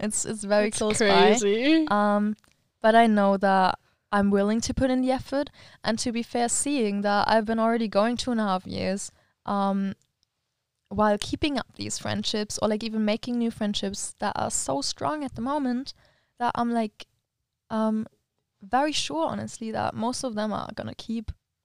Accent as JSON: {"language": "English", "country": "Germany", "tie": "born or raised there", "lives_now": "Switzerland", "said": "we need to find a weekend where I can come to Germany and she can also come back to the to our hometown."}